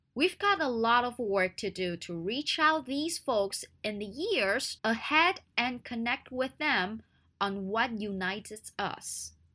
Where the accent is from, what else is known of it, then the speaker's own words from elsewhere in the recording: Taiwan; 我们台湾人